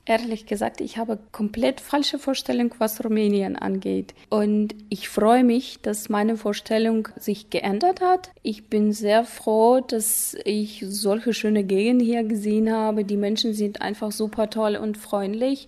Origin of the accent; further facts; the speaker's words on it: Ust-Kamenogorsk, East Kazakhstan Region, Kazakhstan; ich komme aus Kasachstan, aus einer wunderschönen Stadt Ustkaminagorsk